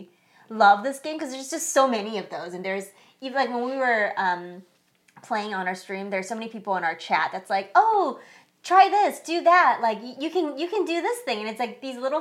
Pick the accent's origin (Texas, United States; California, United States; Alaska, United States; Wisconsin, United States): California, United States; San Francisco Bay Area; We are from the San Francisco Bay Area